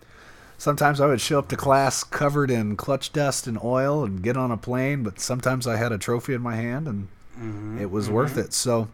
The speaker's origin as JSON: {"language": "English", "town": "Brownsburg", "region": "Indiana", "country": "United States", "tie": "born or raised there", "said": "I'm the team manager and general manager of Cruz Pedregon Racing. Grew up, was born and raised in Brownsburg, Indiana. Went to Brownsburg High School."}